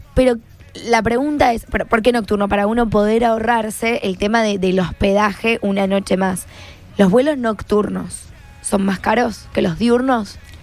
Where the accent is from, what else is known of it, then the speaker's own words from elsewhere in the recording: Rosario, Santa Fe, Argentina; somos rosarinos